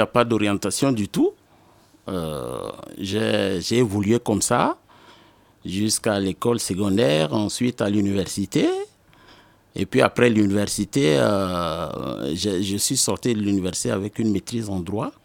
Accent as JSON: {"language": "French", "region": "N'Djamena", "country": "Chad", "tie": "born or raised there", "said": "je suis né le 2 août 1974 à N'Djamena, c'est la capitale du Tchad."}